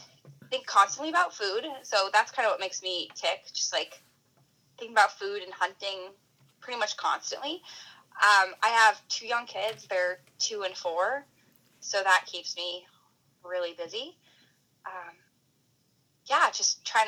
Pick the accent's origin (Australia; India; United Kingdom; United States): United States; Wyoming; moved away as an adult; now in Anchorage, United States; I started out in Wyoming. I was born and raised there, went to college in the same town